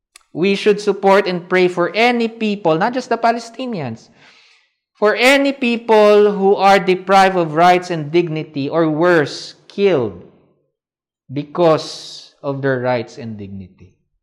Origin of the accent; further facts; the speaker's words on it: Philippines